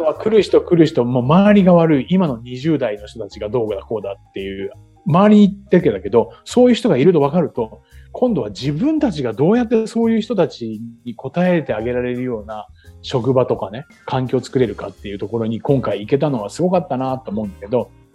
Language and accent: Japanese; Chiba, Japan; now in Okinawa, Japan; 僕の生まれ育った千葉